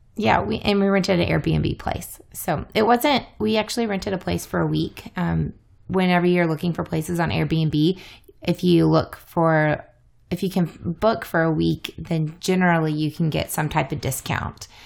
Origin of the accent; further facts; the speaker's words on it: the South, United States; moved away; also born or lived in Iowa; I'm a Southerner